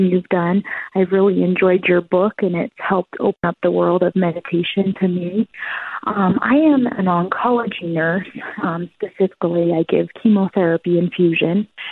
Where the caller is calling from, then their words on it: Colorado, United States; I'm calling from Colorado.